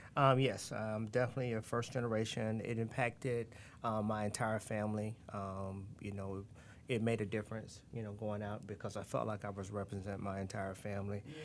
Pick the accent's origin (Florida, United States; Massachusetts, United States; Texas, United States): Florida, United States; Tampa; also born or lived in Gainesville, Florida; we're from Tampa, Florida, and moving to Gainesville, Florida during 1986